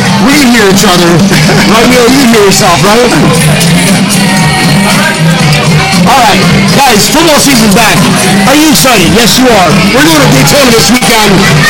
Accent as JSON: {"language": "English", "country": "Philippines", "said": "I'm Filipino. I have that look, you know."}